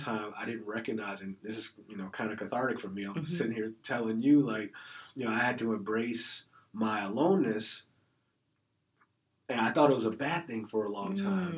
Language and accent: English; Chicago, Illinois, United States; moved away; as a child growing up in Chicago